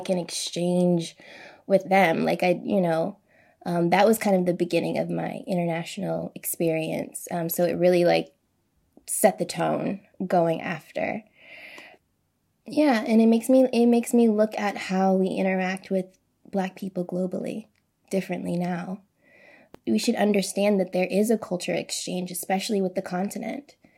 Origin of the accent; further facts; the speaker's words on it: United States; I'm an American.